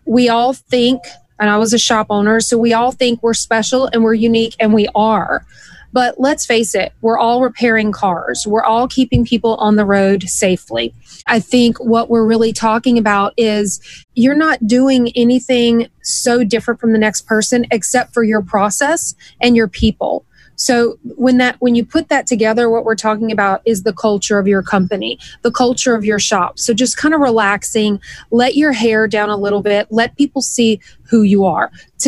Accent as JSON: {"language": "English", "region": "the South", "country": "United States", "tie": "born or raised there", "said": "Maybe it was the way I was raised way down in the South. Like, we're just wide open."}